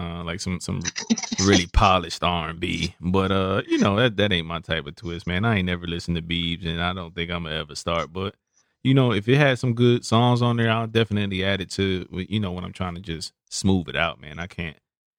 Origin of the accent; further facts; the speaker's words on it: Brooklyn, New York, United States; He's a artist, up and coming artist that was from Brooklyn, so you know, my hometown.